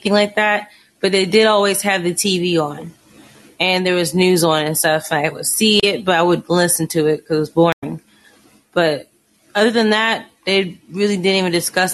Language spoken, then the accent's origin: English; Indiana, United States; now in Texas, United States; I grew up in Indiana, predominantly white and, you know, black people